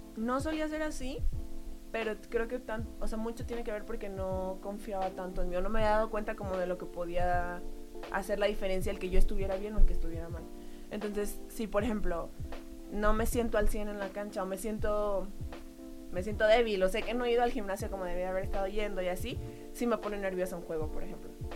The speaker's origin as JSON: {"language": "Spanish", "region": "Jalisco", "country": "Mexico", "also_born_or_lived": "Querétaro", "moved": "yes", "said": "era parte de la selección de mi estado, vengo de Jalisco."}